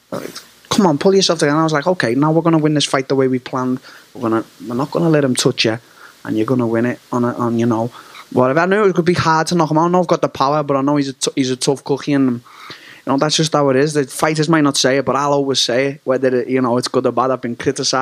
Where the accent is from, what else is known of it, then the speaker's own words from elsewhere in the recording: Liverpool, North West England, United Kingdom; Anfield, my hometown, the Liverpool Football Club